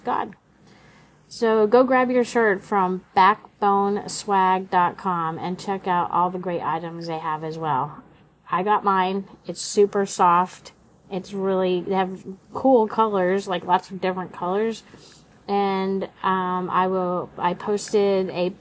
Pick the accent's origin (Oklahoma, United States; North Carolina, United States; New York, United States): Oklahoma, United States; moved away as an adult; also born or lived in California; I grew up in Oklahoma, but ended up in college in California